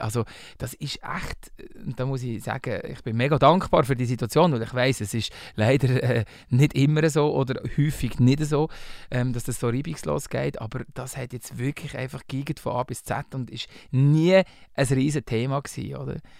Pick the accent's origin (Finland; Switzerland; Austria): Switzerland; Bern; born or raised there; accent: Walliserdeutsch, Berndeutsch; first language Walliserdeutsch; moved away as an adult; also born or lived in Valais; now in Zurich, Switzerland